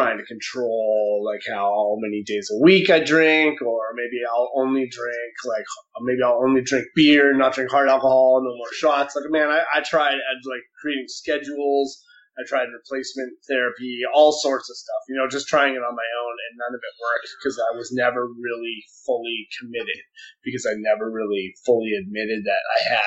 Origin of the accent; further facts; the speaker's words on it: Victoria, British Columbia, Canada; I'm from Victoria, BC